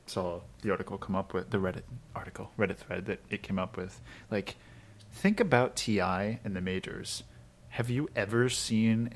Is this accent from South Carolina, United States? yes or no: no; Maryland, United States; I'm from Maryland